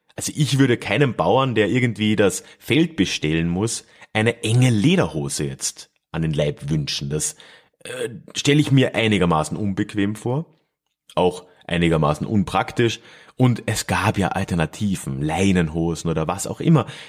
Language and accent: German; Freising, Bavaria, Germany; meiner Heimatstadt Freising